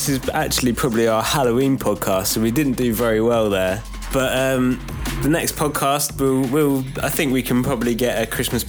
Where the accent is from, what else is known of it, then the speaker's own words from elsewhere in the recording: Gloucester, South West England, United Kingdom; also born or lived in Cornwall; Mine's Gloucester, mate.